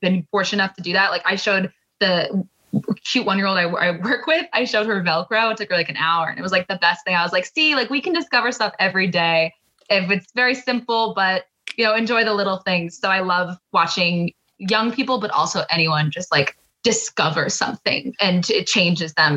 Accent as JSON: {"language": "English", "region": "New York", "country": "United States", "said": "they heard I was from New York"}